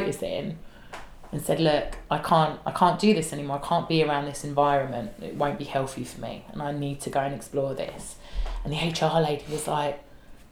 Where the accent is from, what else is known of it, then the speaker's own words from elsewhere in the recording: London, United Kingdom; I'm a girl from South East London. I talk the way I talk